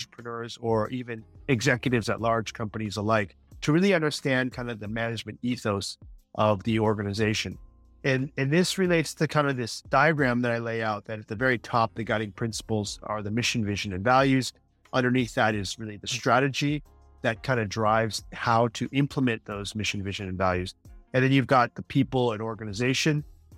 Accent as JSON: {"language": "English", "country": "United States", "said": "as an American who worked at the company for almost two decades"}